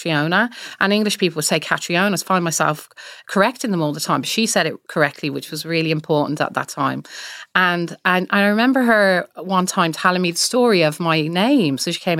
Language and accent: English; Ireland; I'm from Ireland as well.